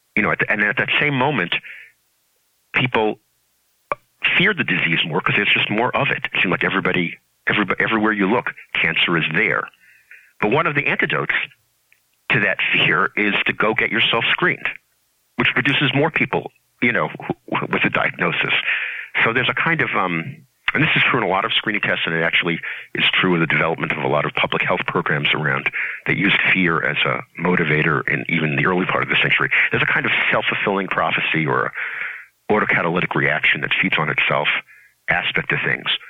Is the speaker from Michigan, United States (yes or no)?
no; New York City, New York, United States; I grew up in Brooklyn